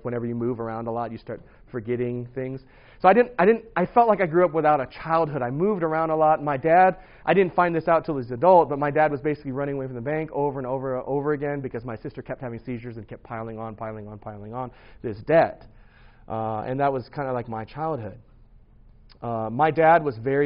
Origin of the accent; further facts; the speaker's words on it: St. Louis, Missouri, United States; I grew up in St. Louis, Missouri in 1977